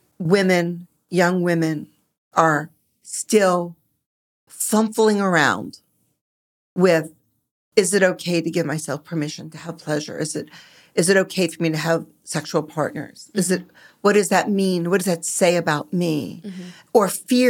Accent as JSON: {"language": "English", "area": "Long Island", "region": "New York", "country": "United States", "tie": "born or raised there", "said": "I grew up on Long Island, liberal"}